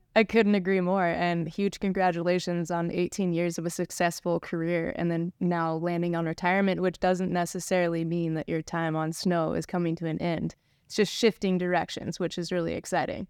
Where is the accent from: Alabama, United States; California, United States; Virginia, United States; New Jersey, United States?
California, United States; Travis and I grew up together here in Lake Tahoe, skiing at Palisades